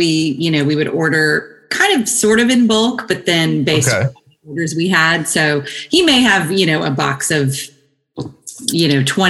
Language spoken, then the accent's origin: English; DeBerry, Texas, United States; also born or lived in Shreveport, Louisiana; now in Austin, United States; my dad's family lived on the Texas side. And okay. I was born there, but then I kind of grew up in an actually really, really, really tiny town, like 2,000 people, maybe.